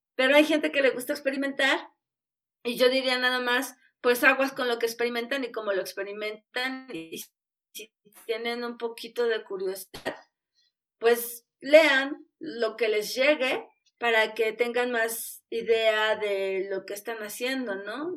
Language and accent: Spanish; Mexico; somos mexicanos